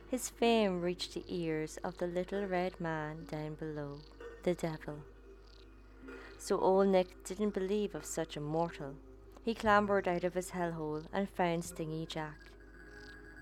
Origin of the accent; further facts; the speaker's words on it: Ireland; my home country, the Green Isle of Ireland.